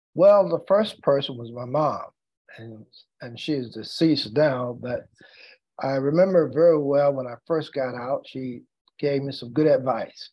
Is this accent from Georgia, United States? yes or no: no; North Carolina, United States; African American lawyer practicing law in my hometown. And as a matter of fact, the first in my hometown and the youngest at that time in the state of North Carolina.